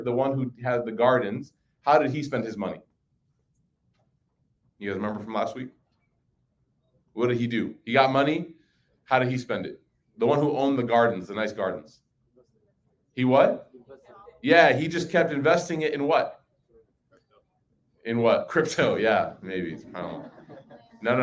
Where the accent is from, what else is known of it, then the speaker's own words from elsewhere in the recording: Chicago, Illinois, United States; growing up in Chicago